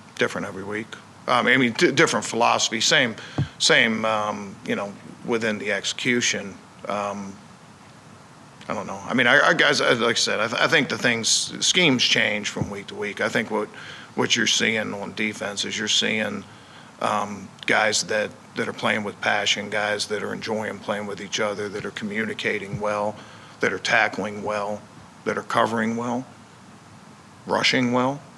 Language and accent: English; Baltimore, Maryland, United States; I grew up in Baltimore